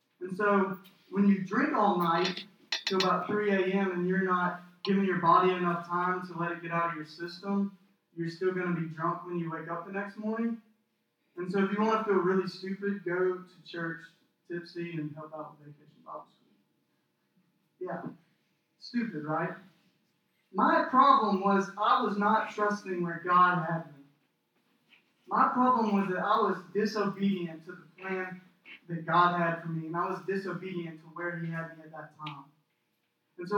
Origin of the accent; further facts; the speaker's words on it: Cordele, Georgia, United States; moved away as an adult; I'm from Cordial, Georgia. And if you don't know where Cordial, Georgia is at, I would not be surprised, because it's a tiny little town